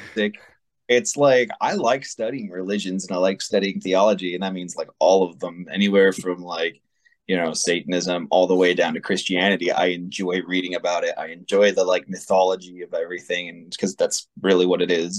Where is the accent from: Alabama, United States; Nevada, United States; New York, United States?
Nevada, United States; Las Vegas; I've lived other places, but I am born and raised here. Went to high school here.